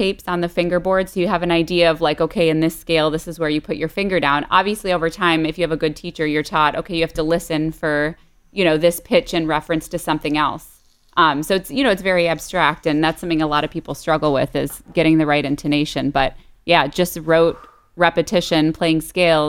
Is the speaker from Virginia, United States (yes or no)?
no; Detroit, Michigan, United States; now in Miami, United States; I grew up outside of Detroit in the suburbs and currently in Miami, Florida